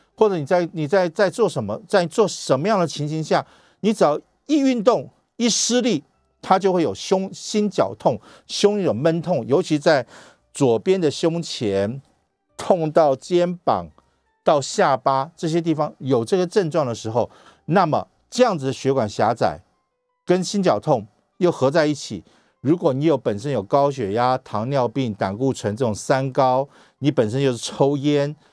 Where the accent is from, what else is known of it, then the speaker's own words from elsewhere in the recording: Taiwan; 我们台湾人